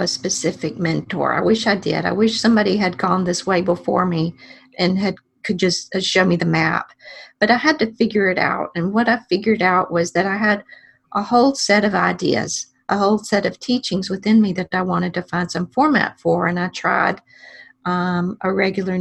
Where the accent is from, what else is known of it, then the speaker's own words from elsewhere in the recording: Alexander City, Alabama, United States; my hometown library of Alexander City